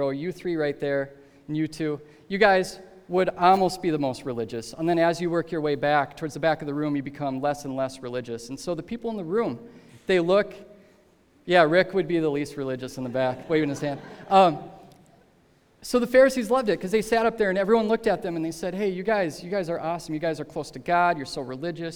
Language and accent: English; Minnesota, United States; moved away; we're from Minnesota